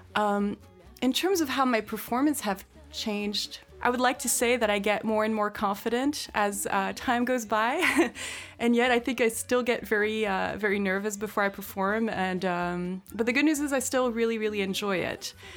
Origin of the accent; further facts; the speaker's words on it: France; now in United States; I grew up in France